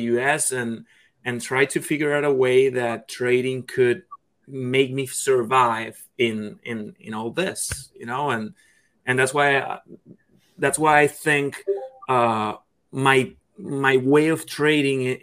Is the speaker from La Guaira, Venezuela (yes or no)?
no; Caracas, Capital District, Venezuela; moved away; I'm from Caracas, Venezuela